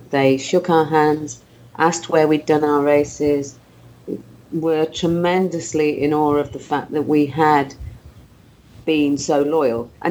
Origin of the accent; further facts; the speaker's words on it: New Zealand; I, I, raced as a Kiwi and I went to the Kiwi um, afternoon tea